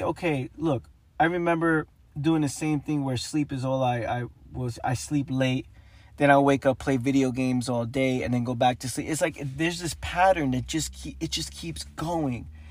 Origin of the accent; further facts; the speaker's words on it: New York City, New York, United States; growing up in the Bronx, New York